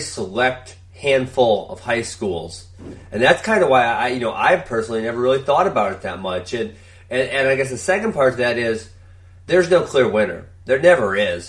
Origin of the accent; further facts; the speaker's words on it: Wisconsin, United States; I grew up in Wisconsin